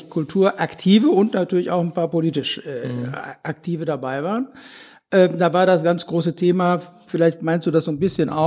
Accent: Bochum, North Rhine-Westphalia, Germany; früher gab's äh, da wo ich herkomme, Riemke gab's auch eine äh

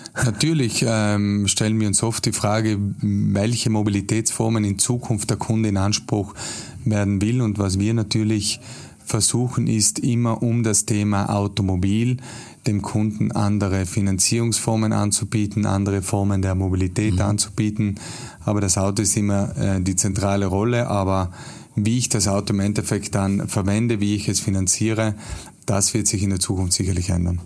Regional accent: South Tyrol, Trentino-Alto Adige, Italy; in meinem Heimatland, praktisch auch in Südtirol

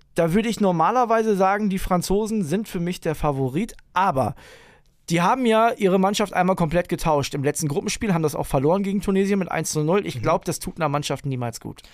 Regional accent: Germany; als Deutscher

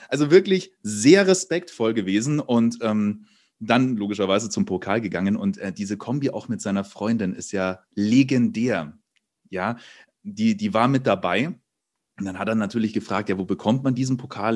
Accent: Munich, Bavaria, Germany; moved away; ich komme ja ursprünglich aus München

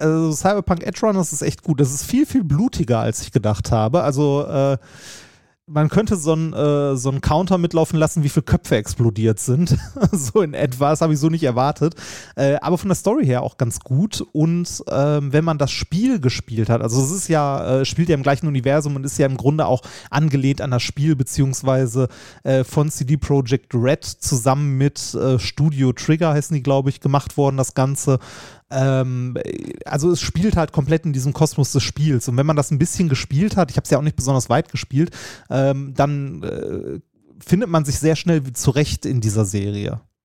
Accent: Essen, North Rhine-Westphalia, Germany; Altendorf, äh, stadtnah im Norden, wo ich groß geworden bin

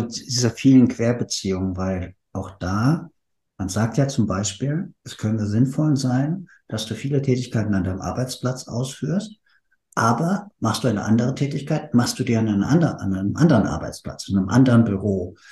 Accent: Frankfurt, Hesse, Germany; now in Berlin, Germany; ich komme aus der Frankfurter Ecke.

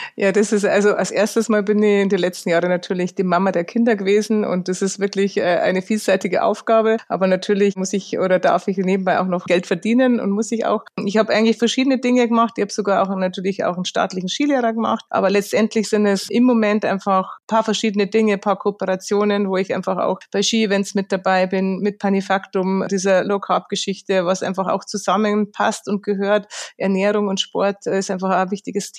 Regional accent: Lenggries, Bavaria, Germany; daheim am Braneck in Lengries beim Skifahren oder sonst, wenn es irgendwie geht, da am Berg, weil es einfach meine Heimat ist

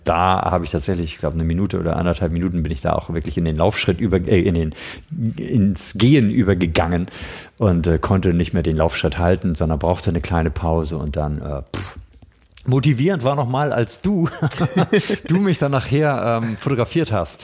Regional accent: Schleswig-Holstein, Germany; moved away; bin ja Schleswig-Holsteiner, aber es ist natürlich meine Wahlheimat

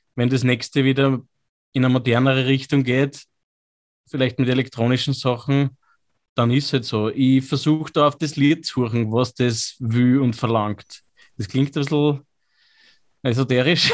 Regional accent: Lower Austria, Austria; accent: Lower Austrian, a bit Viennese; Unser Dialekt, ich bin ja so quasi Niederösterreich, Wienerisch ein bisschen, die Einflüsse

